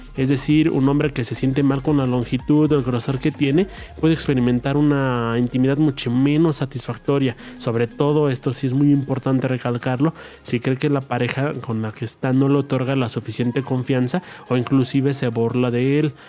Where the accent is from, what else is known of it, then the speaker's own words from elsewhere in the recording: Mexico; la clave de mi país es más 52